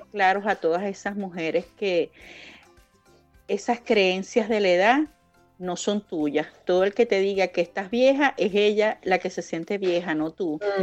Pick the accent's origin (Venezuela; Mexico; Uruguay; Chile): Venezuela; moved away as an adult; yo salí de Venezuela